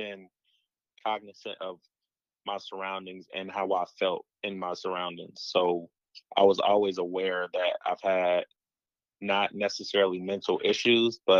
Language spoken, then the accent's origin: English; Dayton, Ohio, United States; growing up in the DeSoto Baths